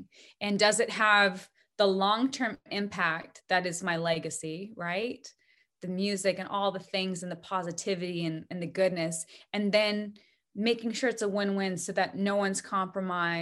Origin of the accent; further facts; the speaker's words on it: Bozeman, Montana, United States; Gibson guitars are made in my hometown of Bozeman, Montana